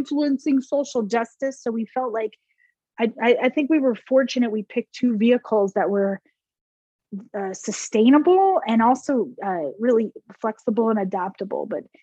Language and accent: English; New Jersey, United States; moved away as an adult; also born or lived in New York; now in Texas, United States; I grew up in New Jersey